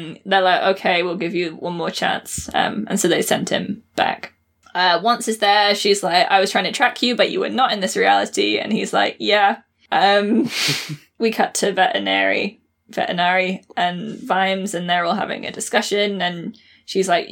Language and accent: English; United Kingdom